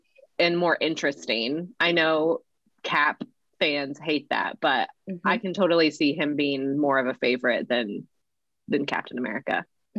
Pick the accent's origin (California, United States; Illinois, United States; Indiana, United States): Indiana, United States; Indianapolis; moved away as an adult; also born or lived in Ohio / North Carolina; I live in Indianapolis. I was born and raised in Indy, went to Ohio for college, lived in North Carolina, my first ministry, and then back to Indy.